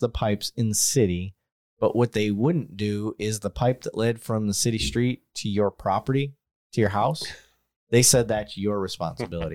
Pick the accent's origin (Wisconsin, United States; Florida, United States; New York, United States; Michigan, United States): Michigan, United States; Flint; moved away; growing up in Flint